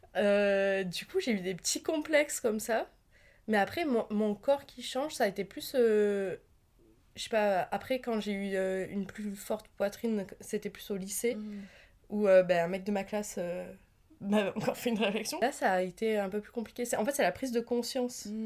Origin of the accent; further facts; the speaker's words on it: the South of France, France; je viens du Sud